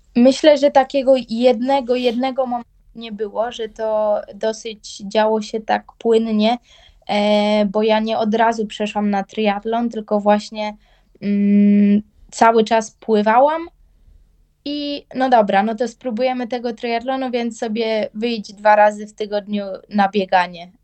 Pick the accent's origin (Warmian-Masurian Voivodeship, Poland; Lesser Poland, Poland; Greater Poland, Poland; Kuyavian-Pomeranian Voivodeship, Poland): Kuyavian-Pomeranian Voivodeship, Poland; Bydgoszcz; u nas w Bydgoszczy